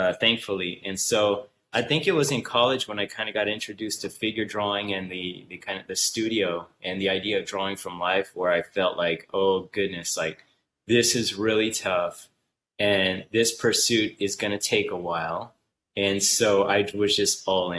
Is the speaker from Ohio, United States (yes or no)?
no; Southern California, United States; I came from Southern California. I was born and raised here